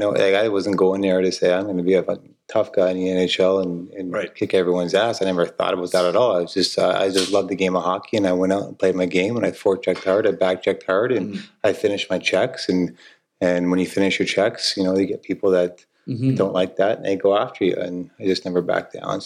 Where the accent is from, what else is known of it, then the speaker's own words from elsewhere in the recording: Dallas, Texas, United States; I grew up in Dallas here